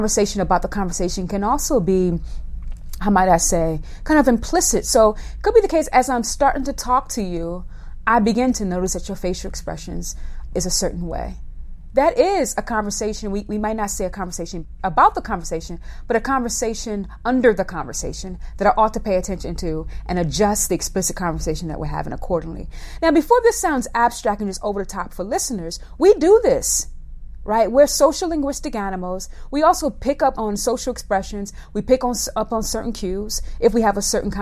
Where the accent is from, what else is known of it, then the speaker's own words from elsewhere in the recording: the South, United States; moved away; also born or lived in Northeast US; I'm a Black woman who was raised in the South, lived in the Northeast all of her life.